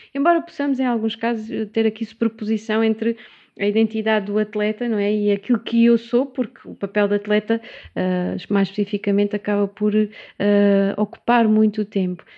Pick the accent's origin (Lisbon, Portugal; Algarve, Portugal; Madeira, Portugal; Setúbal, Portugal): Setúbal, Portugal; also born or lived in Évora; como sou de Setúbal, voltei